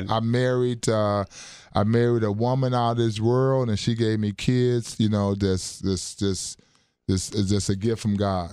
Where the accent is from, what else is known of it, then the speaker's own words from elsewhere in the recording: Chicago, Illinois, United States; moved away as an adult; also born or lived in Burlington, Iowa / Lawton, Oklahoma; now in Wisconsin, United States; I am um, originally from Chicago, Illinois. Um, went to high school at Dunbar High School.